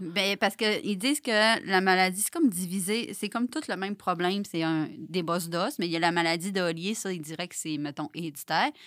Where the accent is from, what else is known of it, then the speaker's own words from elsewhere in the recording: Saguenay, Quebec, Canada; je viens du Saguenay